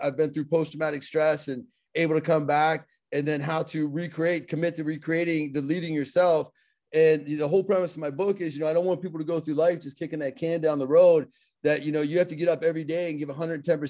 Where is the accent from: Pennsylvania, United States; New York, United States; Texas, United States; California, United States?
Pennsylvania, United States; Pittsburgh; accent: Pittsburgh; I have my Pittsburgh accent